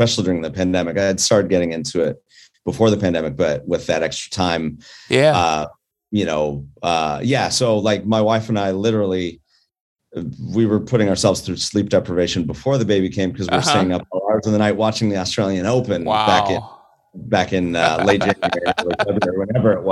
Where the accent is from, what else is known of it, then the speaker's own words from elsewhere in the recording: Colorado, United States; now in California, United States; I'm originally from Colorado